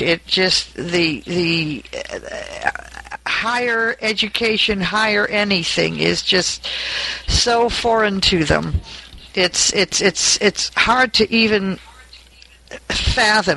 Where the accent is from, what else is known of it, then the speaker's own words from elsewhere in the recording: New York, United States; moved away as an adult; now in Porterville, United States; I was from New York